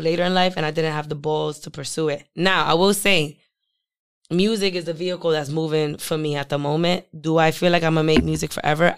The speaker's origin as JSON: {"language": "English", "town": "Providence", "region": "Rhode Island", "country": "United States", "tie": "born or raised there", "also_born_or_lived": "New York", "moved": "as an adult", "lives_now": "Providence, United States", "said": "I was born on the south side of Providence"}